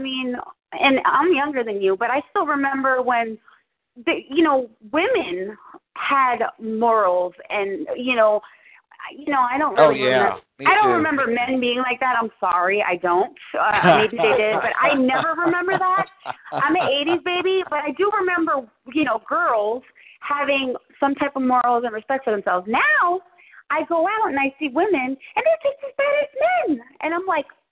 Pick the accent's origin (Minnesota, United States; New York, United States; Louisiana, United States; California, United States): New York, United States; Long Island; now in Florida, United States; I'm from New York, from Long Island, New York